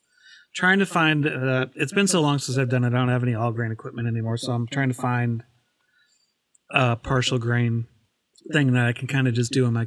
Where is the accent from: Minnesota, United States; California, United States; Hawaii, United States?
Minnesota, United States; I grew up in Minnesota